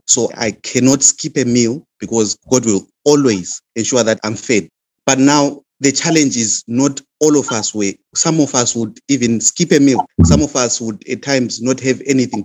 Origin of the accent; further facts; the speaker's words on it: Zimbabwe; moved away; I come from Zimbabwe